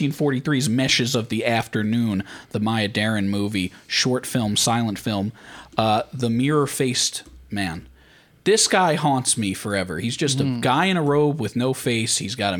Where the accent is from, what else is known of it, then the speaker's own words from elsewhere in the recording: Mastic, New York, United States; When I was just growing up in Mastic.